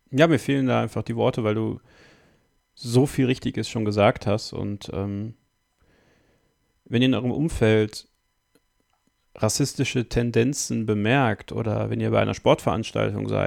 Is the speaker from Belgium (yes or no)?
yes; Belgium; born there; Meine Mutter kommt aus Bosnien. Mein Vater kommt aus Belgien. Ich bin in Belgien geboren, aber mit einem deutschen Pass.